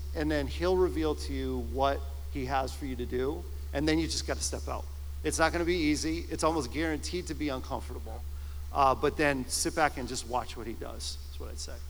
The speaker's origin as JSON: {"language": "English", "town": "Simsbury", "region": "Connecticut", "country": "United States", "tie": "born or raised there", "also_born_or_lived": "Massachusetts", "moved": "as an adult", "said": "I grew up in Simsbury, and in the late 90s, it was 98, I was in my late 20s and I had moved up to Massachusetts"}